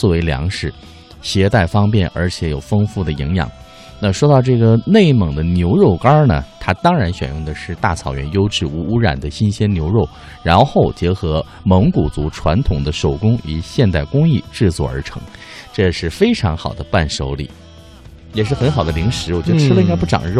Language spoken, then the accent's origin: Chinese; Taiwan; 我们在台湾吃的